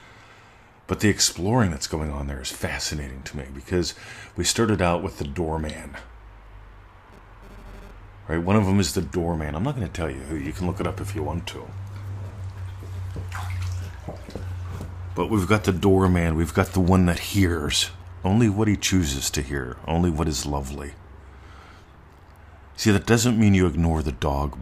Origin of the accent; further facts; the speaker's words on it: Pittsburgh, Pennsylvania, United States; moved away; I grew up in Pittsburgh